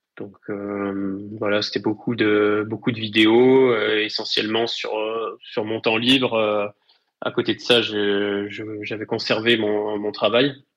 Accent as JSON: {"language": "French", "town": "Rive-de-Gier", "region": "Auvergne-Rhône-Alpes", "country": "France", "tie": "born or raised there", "also_born_or_lived": "Saint-Étienne", "said": "je suis originaire de la Loire. Plus précisément, j'ai grandi sur le secteur Saint-Joseph, Rive de Gier"}